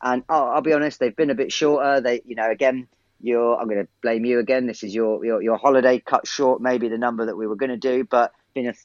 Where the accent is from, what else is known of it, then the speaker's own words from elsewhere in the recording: England, United Kingdom; I'm English to the core